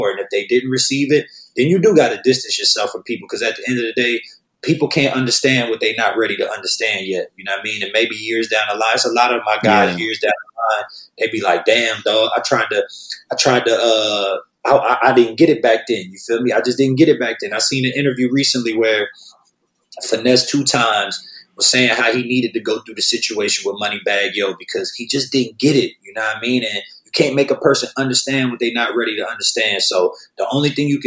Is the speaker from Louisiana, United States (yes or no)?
yes; New Orleans, Louisiana, United States; now in Los Angeles, United States; I grew up in New Orleans